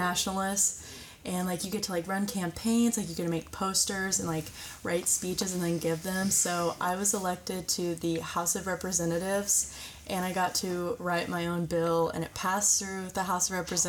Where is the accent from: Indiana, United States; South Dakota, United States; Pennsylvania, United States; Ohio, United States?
Indiana, United States; Greensburg; I was born and raised in Greensburg, Indiana, and I went to St. Mary's Greensburg.